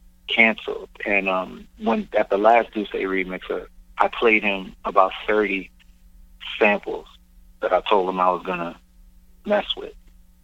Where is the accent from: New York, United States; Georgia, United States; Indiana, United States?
New York, United States; New York City; I'm from Crown Heights, Brooklyn